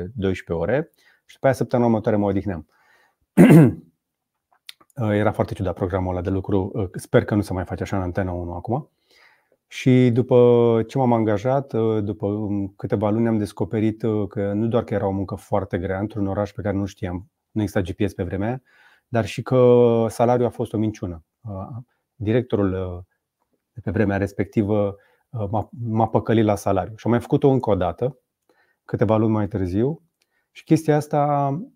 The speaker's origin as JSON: {"language": "Romanian", "country": "Romania", "first_language": "Romanian", "said": "suntem români"}